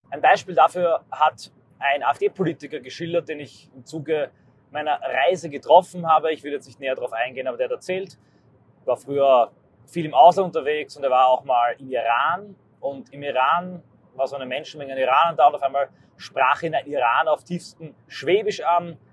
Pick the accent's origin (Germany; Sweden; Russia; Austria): Austria; meine Heimat Österreich